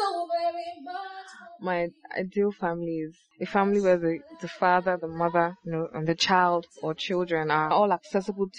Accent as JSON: {"language": "English", "region": "Imo", "country": "Nigeria", "said": "I'm 22 years old. I'm from Imo State"}